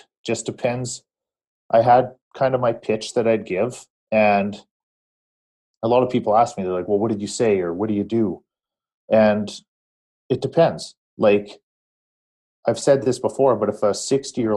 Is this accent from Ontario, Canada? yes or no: no; Saskatchewan, Canada; Still in Saskatchewan.